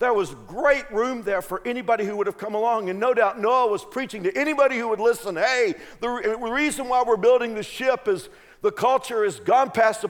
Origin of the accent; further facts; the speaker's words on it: Texas, United States; now in Kansas, United States; I grew up in Texas